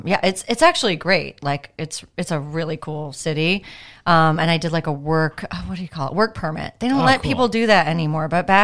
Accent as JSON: {"language": "English", "region": "Iowa", "country": "United States", "tie": "born or raised there", "also_born_or_lived": "Wisconsin / Liverpool, England / Dublin, Ireland / Austin, Texas", "moved": "as an adult", "lives_now": "Los Angeles, United States", "said": "I'm originally, I was born and raised in Iowa."}